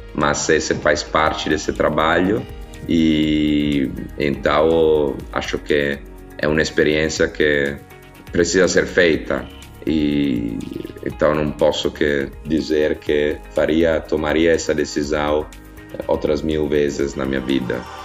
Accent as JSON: {"language": "Portuguese", "country": "Italy", "also_born_or_lived": "São Paulo, Brazil", "second_language": "Portuguese", "said": "sou italiano"}